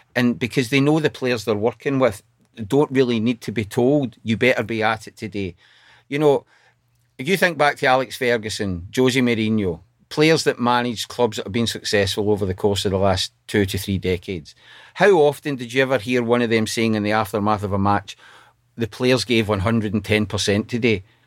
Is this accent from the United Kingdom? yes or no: yes; Glasgow, Scotland, United Kingdom; also born or lived in Coatbridge; now in Sunderland, United Kingdom; I grew up in Cote Bridge and then the east end of Glasgow.